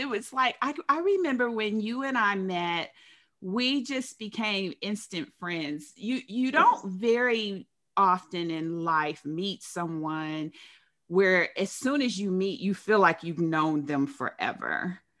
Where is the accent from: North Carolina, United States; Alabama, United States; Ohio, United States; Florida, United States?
Ohio, United States; Dayton; I'm from Dayton.